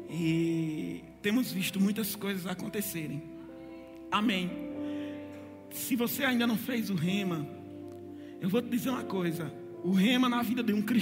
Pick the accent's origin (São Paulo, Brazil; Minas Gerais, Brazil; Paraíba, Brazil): Paraíba, Brazil; Campina Grande; moved away as an adult; now in Ribeirão Preto, Brazil; nós somos nordestinos né, de Campina Grande, mas estamos em Ribeirão Preto há sete anos